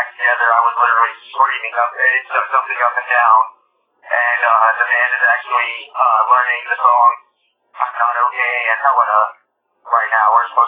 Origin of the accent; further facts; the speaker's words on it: Haiti; my youth growing up in Haiti